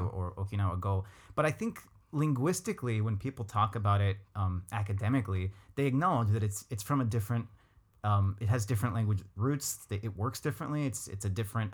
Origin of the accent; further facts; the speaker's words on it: Los Angeles, California, United States; moved away as an adult; now in Japan; I'm from